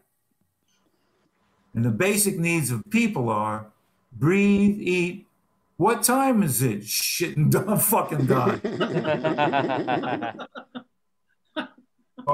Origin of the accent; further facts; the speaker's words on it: New York City, New York, United States; also born or lived in Los Angeles; now in South Carolina, United States; I'm coming from the Bronx originally